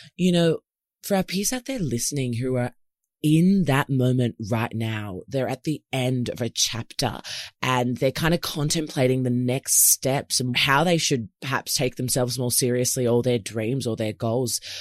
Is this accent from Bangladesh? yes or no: no; Melbourne, Victoria, Australia; moved away as an adult; now in Sydney, Australia; I've recently moved from Melbourne, which is my hometown here in Oz, to Sydney